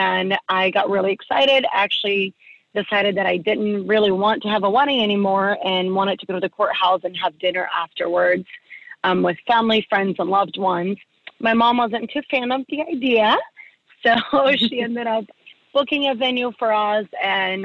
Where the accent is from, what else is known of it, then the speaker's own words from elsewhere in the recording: Gainesville, Florida, United States; I grew up in Gainesville, Florida